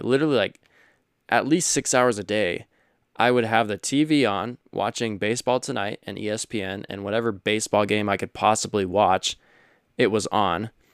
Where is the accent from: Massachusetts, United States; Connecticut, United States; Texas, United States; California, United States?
California, United States; Stockton; I grew up in California